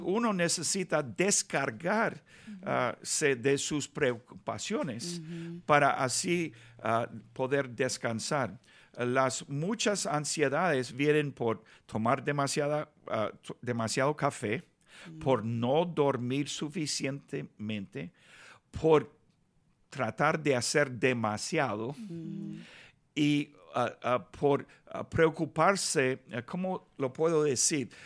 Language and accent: Spanish; Los Angeles, California, United States; Spanish is a second language; also born or lived in Nicaragua / Bogotá, Colombia / Buenos Aires, Argentina; me criaron aquí en Los Ángeles, ah, viví un año durante mi niñez en Nicaragua